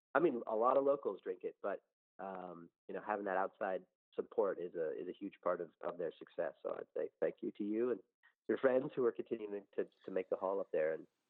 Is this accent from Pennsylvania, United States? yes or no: yes; Philadelphia, Pennsylvania, United States; mentioning that I was from Philadelphia